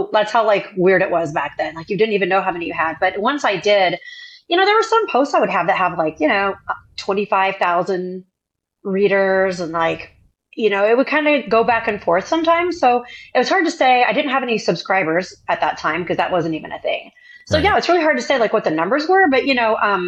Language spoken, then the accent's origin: English; Indiana, United States; moved away as an adult; also born or lived in Chicago, Illinois; So I'm originally from Indiana. I'm a girl from Indiana, and I actually left home very early at 17.